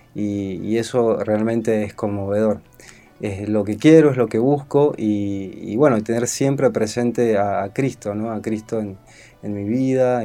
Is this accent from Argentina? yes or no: yes; Salta, Argentina; moved away as an adult; now in Buenos Aires, Argentina; soy salteño